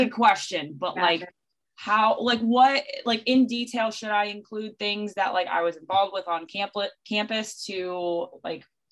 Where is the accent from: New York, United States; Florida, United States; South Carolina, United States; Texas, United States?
Florida, United States; the Florida Keys, United States; I'm from the Keys